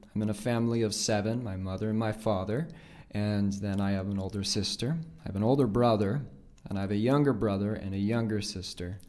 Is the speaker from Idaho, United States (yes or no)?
yes; Nampa, Idaho, United States; born, raised there, been there my entire life.